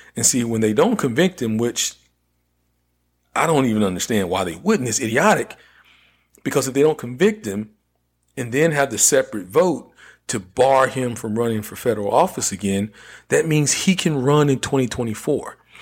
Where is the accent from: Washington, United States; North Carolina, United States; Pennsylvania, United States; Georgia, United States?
North Carolina, United States; my home state of North Carolina